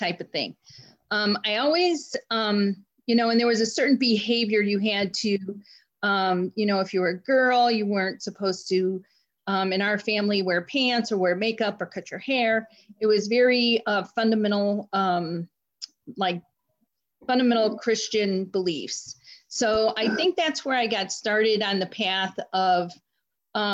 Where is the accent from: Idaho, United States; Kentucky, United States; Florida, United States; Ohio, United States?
Ohio, United States; Cleveland; I am from Cleveland, Ohio, born and raised there